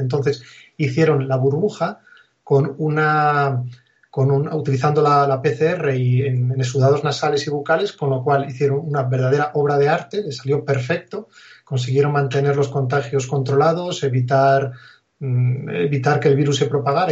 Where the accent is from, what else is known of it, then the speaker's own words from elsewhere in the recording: Asturias, Spain; also born or lived in Oviedo; yo soy asturiano, vivía en un pequeño pueblo aquí de Asturias